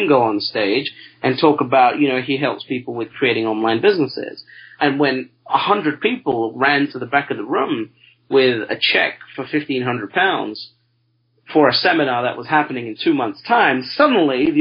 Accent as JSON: {"language": "English", "region": "London", "country": "United Kingdom", "said": "I'm from a part of London, I'm British, I'm from a part of London that is the third most poorest"}